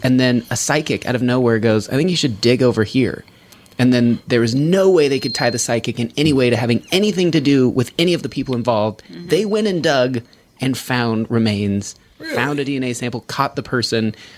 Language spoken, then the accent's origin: English; Reno, Nevada, United States; growing up in Reno